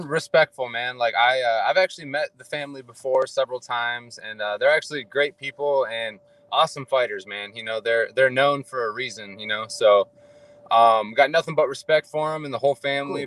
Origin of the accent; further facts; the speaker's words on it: Ohio, United States; moved away as an adult; also born or lived in Hawaii; now in Fairfield, California, United States; So I was born and raised in Ohio.